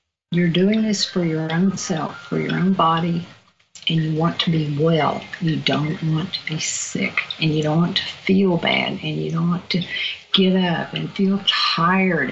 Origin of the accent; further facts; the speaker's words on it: Virginia, United States; accent: southern; moved away; my southern accent, I'm not from out here. I'm from Virginia